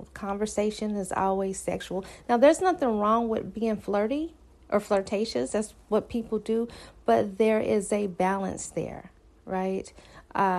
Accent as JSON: {"language": "English", "region": "the South", "country": "United States", "said": "I'm from the South"}